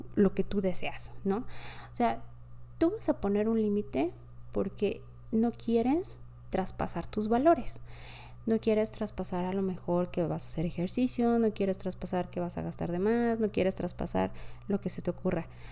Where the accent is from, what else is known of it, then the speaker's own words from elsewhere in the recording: Mexico City, Mexico; also born or lived in France; Yo soy de la Ciudad de México